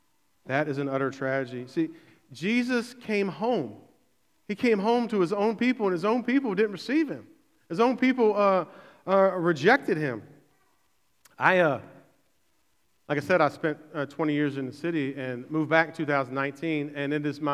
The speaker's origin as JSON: {"language": "English", "town": "Berkeley", "country": "United States", "tie": "born or raised there", "said": "And I grew up in Berkeley and left for like 20 years and spent 20 years in the city."}